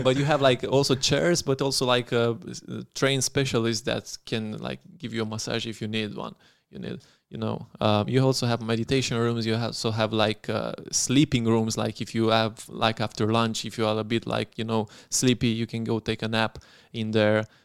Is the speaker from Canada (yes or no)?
no; Craiova, Dolj, Romania; moved away as an adult; also born or lived in Zurich; I was from Craiova